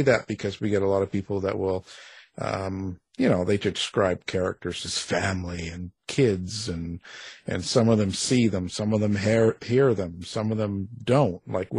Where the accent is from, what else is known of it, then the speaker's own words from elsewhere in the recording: Canada; Well, I'm Canadian raised, so you know, We're boring.